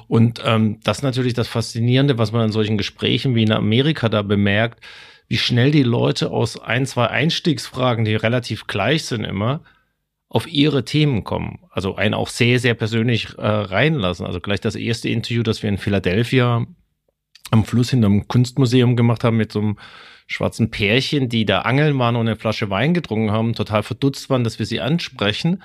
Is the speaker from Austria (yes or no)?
no; Stuttgart, Baden-Württemberg, Germany; accent: Swabian; wo ich herkomme, wo ich äh, meinen schwäbischen Akzent auch noch äh, gelernt habe